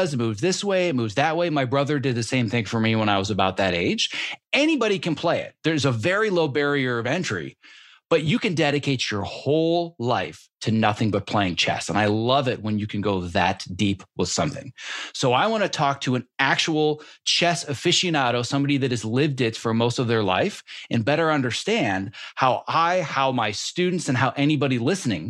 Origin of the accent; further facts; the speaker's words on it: Northern Wisconsin, United States; growing up in Northern Wisconsin